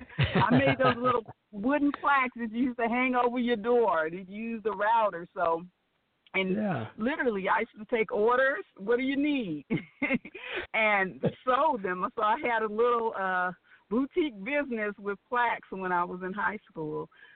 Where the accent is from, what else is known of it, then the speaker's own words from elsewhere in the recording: California, United States; now in Atlanta, United States; I'm from California. I know you hear the Southern accent because I've been in Atlanta for a minute.